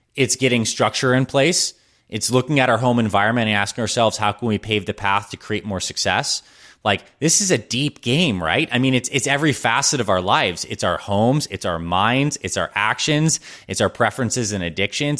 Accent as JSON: {"language": "English", "town": "Syracuse", "region": "New York", "country": "United States", "tie": "born or raised there", "said": "I was born in Syracuse, New York"}